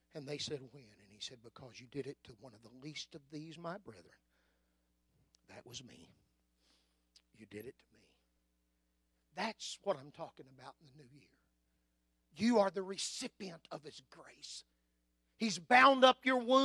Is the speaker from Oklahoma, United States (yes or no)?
yes; Anadarko, Oklahoma, United States; I was raised on East Side Main Street in Anadarko, Oklahoma